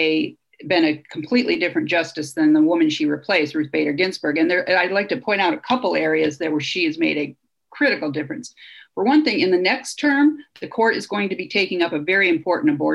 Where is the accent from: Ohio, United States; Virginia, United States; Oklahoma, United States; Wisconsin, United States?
Ohio, United States; Toledo; my hometown of Toledo, Ohio